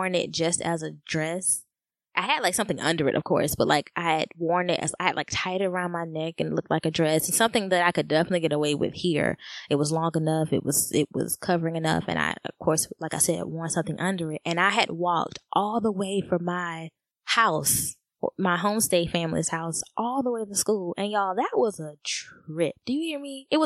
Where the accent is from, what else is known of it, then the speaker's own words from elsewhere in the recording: United States; I am African American